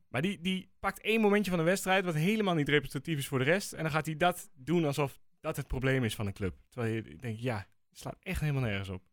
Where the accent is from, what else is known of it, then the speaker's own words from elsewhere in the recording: Netherlands; ik ben een echte Nederlander